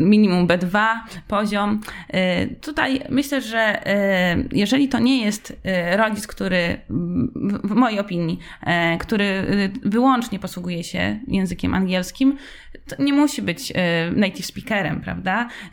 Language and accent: Polish; Wrocław, Lower Silesian Voivodeship, Poland; now in Warsaw, Poland; pochodzę z Wrocławia